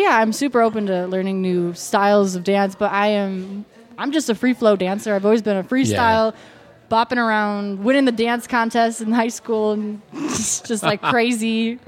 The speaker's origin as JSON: {"language": "English", "town": "Fredonia", "region": "Wisconsin", "country": "United States", "tie": "born or raised there", "also_born_or_lived": "Milwaukee, Wisconsin / Phoenix, Arizona", "moved": "yes", "said": "I grew up in a small town of Fredonia, Wisconsin."}